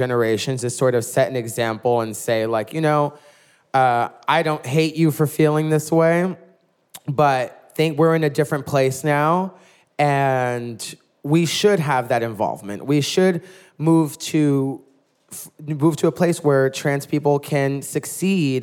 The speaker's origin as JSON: {"language": "English", "town": "New York City", "region": "New York", "country": "United States", "tie": "born or raised there", "said": "I was one of the few queens in Brooklyn when I started doing drag almost 10 years ago who was actually born and raised in New York and from Brooklyn"}